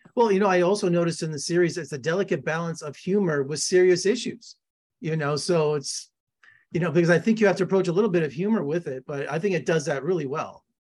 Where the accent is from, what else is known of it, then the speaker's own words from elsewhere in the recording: Las Vegas, Nevada, United States; I'm born and raised in Las Vegas.